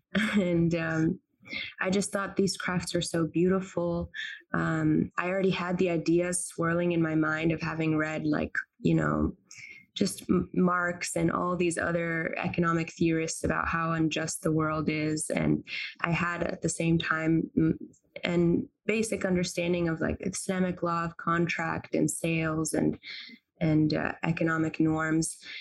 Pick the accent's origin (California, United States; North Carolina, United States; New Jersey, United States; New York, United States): North Carolina, United States; also born or lived in Tunis, Tunisia / Cambridge, United Kingdom / Cambridge, Massachusetts; I'm a Tunisian American uh, Muslim. I grew up in North Carolina, but I went back to Tunis, uh, where my whole family lives every summer